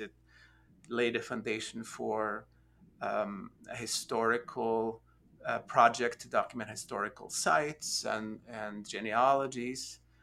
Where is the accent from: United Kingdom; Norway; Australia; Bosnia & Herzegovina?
Norway; also born or lived in United States; now in Austin, United States; I am originally from Norway. Um, I've been in the United States for a few years now